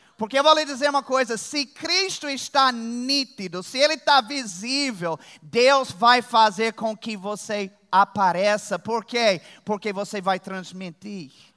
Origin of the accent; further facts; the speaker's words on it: Virginia, United States; moved away; eu sou de Virgínia, nos Estados Unidos. Lá tem urso.